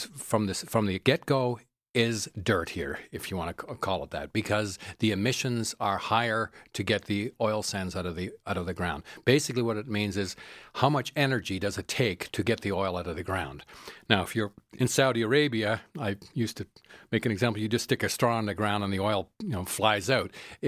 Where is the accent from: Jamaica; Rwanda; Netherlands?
Netherlands; now in Calgary, Canada; I travel a lot to Europe, and I'm originally from the Netherlands, and many people take public transit or ride bicycles everywhere.